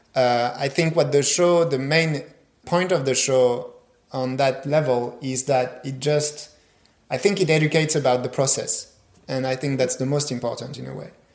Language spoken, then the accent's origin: English; Strasbourg, Grand Est, France; I grew up in Strasbourg